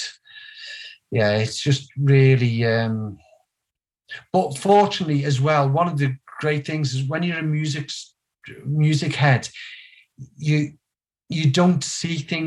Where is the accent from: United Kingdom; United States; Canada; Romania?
United Kingdom; Liverpool, North West England; From Walton, just basically Everton's footy ground